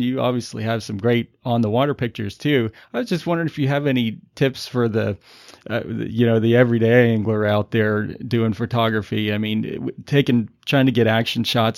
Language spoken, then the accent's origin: English; Florida, United States; being a Florida native